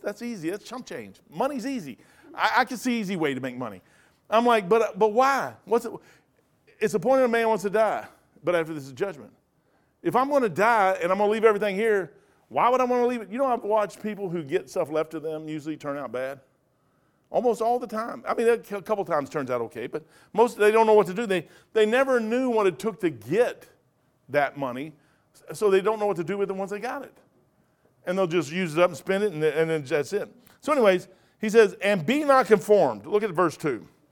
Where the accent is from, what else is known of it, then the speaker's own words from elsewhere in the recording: Kentucky, United States; moved away; also born or lived in Napa Valley; I'm from Kentucky